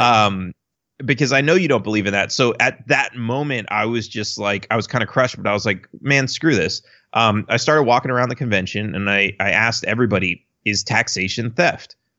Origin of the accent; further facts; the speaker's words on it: Los Angeles, California, United States; I grew up in Los Angeles, which obviously is a blue state